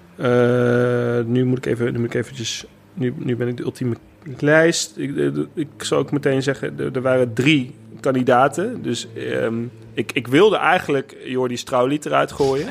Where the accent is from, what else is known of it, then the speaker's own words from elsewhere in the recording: Netherlands; als Nederlander